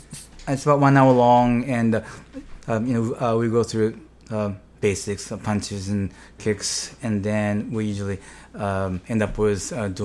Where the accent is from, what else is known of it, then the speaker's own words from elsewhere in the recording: Japan; moved away; Growing up in Japan, you know, I was always kind of small.